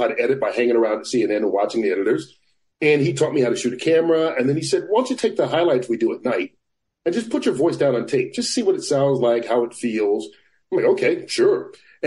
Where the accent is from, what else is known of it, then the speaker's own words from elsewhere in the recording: Atlanta, Georgia, United States; moved away as an adult; also born or lived in Cedar Rapids, Iowa; I grew up in Atlanta